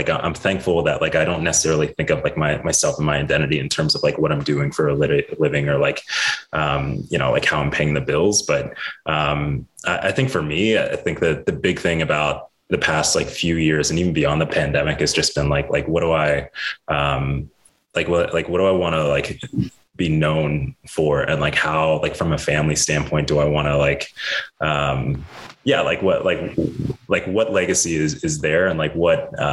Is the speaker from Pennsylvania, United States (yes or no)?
yes; Pittsburgh, Pennsylvania, United States; moved away as an adult; also born or lived in New York; I grew up in Pittsburgh.